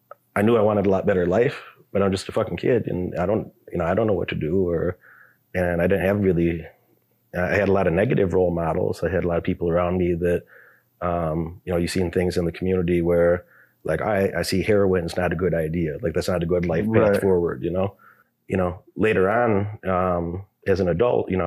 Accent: Illinois, United States; I grew up in Illinois

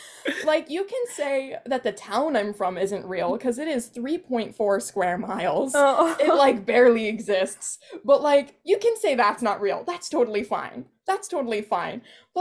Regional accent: New Jersey, United States; I'm from Central Jersey. I'm proud of it. I'm proud.

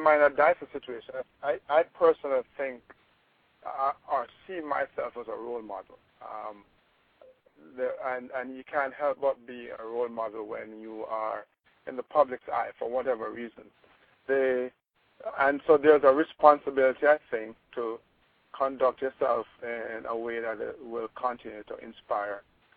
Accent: Kingston, Jamaica; I grew up in Olympic Gardens, or as most Jamaicans know, my part of Olympic Gardens as Waterhouse or Firehouse

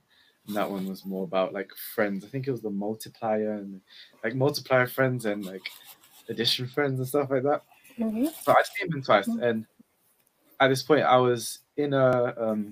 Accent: London, United Kingdom; I'm from East London

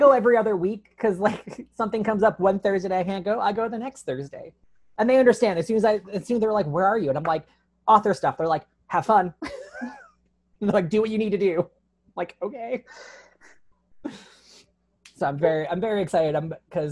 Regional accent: Chicago, Illinois, United States; moved away as an adult; also born or lived in St. Louis, Missouri; now in Tucson, United States; I'm from Chicago, and I'm like, hometown pride

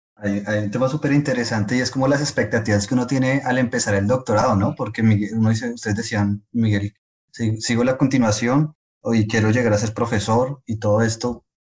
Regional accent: Colombia; moved away as an adult; now in France; también colombiano. Yo venía a Francia en 2016 a hacer mi doctorado

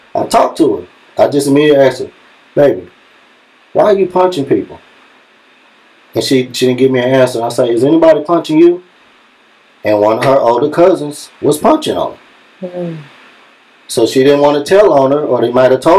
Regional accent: Dallas, Texas, United States; I'm from East Dallas

